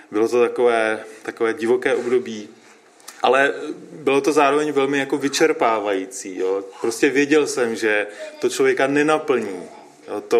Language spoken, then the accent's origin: Czech; Liberec, Liberec Region, Czechia; no, já jsem, my pocházíme oba z Liberce, a já jsem stará eh, z nevěřícího prostředí